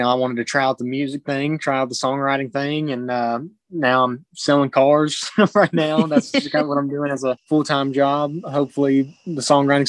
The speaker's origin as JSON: {"language": "English", "town": "White House", "region": "Tennessee", "country": "United States", "tie": "born or raised there", "said": "I'm from White House, Tennessee. So I grew up kind of in the Nashville area"}